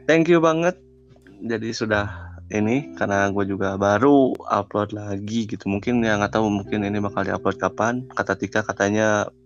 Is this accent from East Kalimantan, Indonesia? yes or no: no; West Java, Indonesia; aku orang Sunda gitu ya emang aku nggak bisa jauh dari orang tua gitu